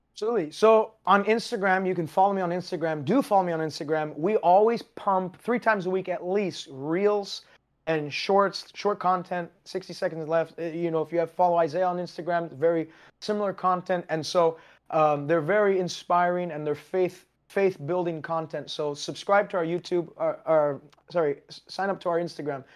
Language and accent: English; Canada; I am Canadian.